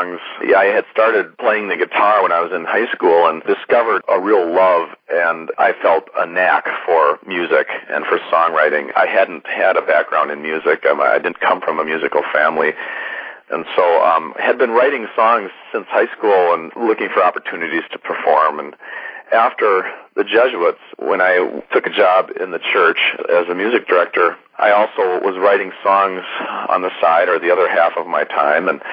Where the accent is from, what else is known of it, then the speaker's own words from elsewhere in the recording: Minnesota, United States; I grew up here in Minnesota, one of five kids in a good Catholic family